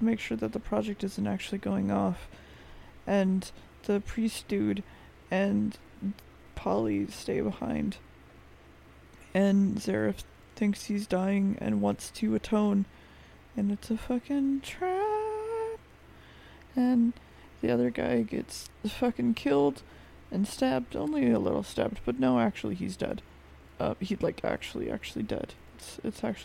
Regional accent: United States; I'm American

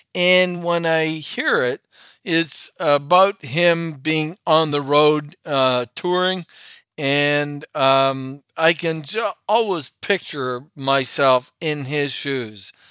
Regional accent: Toronto, Ontario, Canada; also born or lived in Parry Sound, Ontario; grew up in Toronto, but every weekend we had a cottage hundred and sixty miles north on Georgian Bay

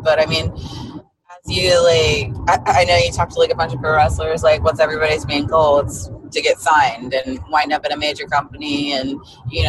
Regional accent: Jacksonville, Florida, United States; I'm born and raised in Jacksonville

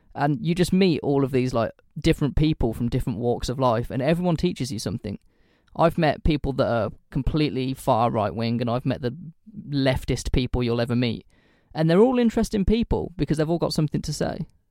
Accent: United Kingdom; I say this as a British person

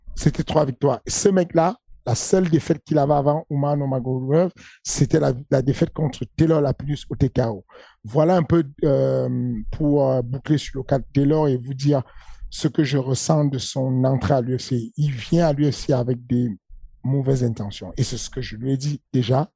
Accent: Cameroon; accent: Cameroonian; je prends mon accent du Cameroun

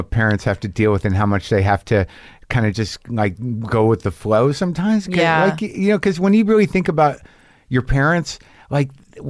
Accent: Southwest, United States; I grew up in the Southwest, and there was Icy's.

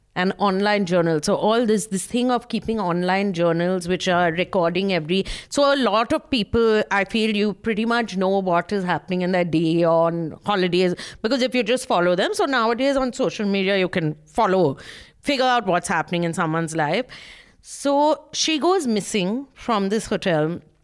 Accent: Kolkata, West Bengal, India; I'm from Calcutta

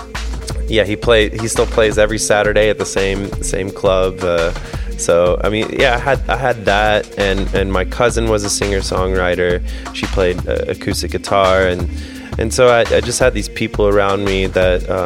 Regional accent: North Carolina, United States; growing up in North Carolina, I didn't really know that many musicians

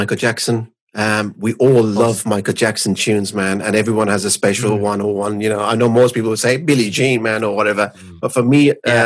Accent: Birmingham, West Midlands, United Kingdom; growing up in Birmingham, obviously growing up in a very sort of multicultural sort of area

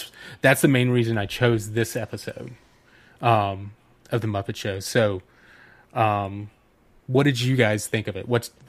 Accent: Dahlonega, Georgia, United States; I went to a church camp growing up in Dahlonega, Georgia, like right where the Appalachian Trail just begins at the top of North Georgia.

